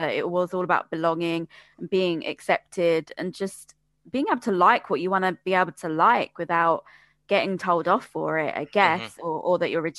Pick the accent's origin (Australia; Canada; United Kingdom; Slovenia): United Kingdom; You know, I speak Bengali fluently, went, you know, born and bred in Britain and went to a British school, have a lot of British influences, but also have a traditional Bengali side to me as well.